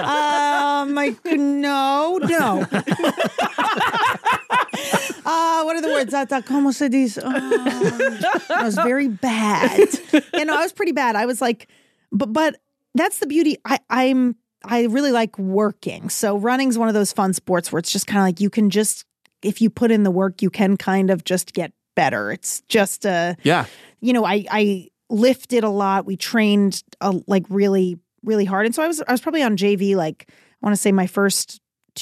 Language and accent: English; Seekonk, Massachusetts, United States; also born or lived in Rhode Island; now in Los Angeles, United States; I'm from an hour south of Boston. So Seekonk, Massachusetts